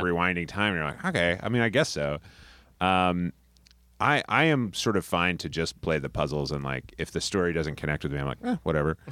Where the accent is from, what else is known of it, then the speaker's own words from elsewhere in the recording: Rhode Island, United States; moved away as an adult; also born or lived in Boston; now in New York, United States; I'm from Rhode Island, and, uh, I went to school in Boston.